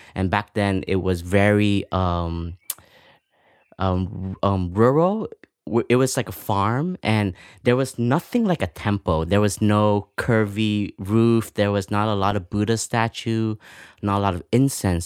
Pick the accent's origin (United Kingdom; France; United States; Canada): Canada; moved away; I grew up in Canada